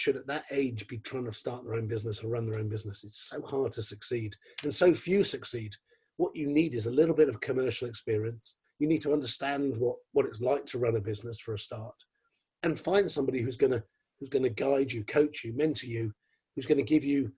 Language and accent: English; London, United Kingdom; I'm from London